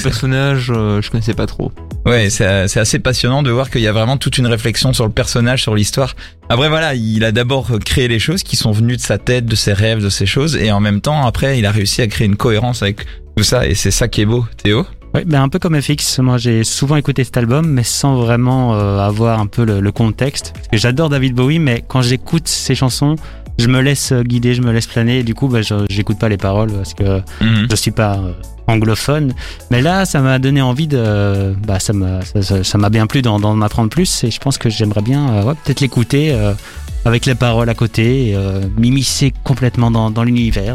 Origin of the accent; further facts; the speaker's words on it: France; je suis français